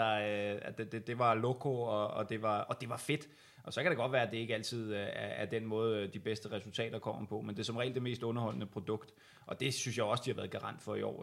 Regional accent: Viby, Zealand, Denmark; i Viby, øh, Sjælland, hvor, hvor jeg er fra

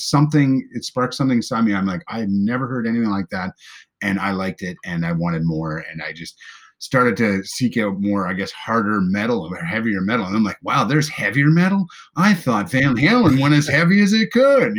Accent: Prince Edward Island, Canada; I'm from Eastern Canada, Prince Edward Island

